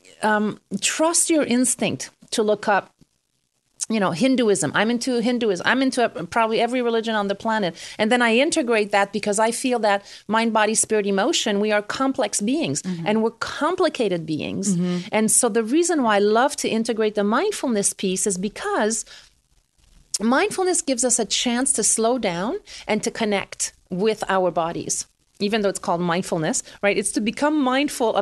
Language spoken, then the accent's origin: English; Canada; I'm Canadian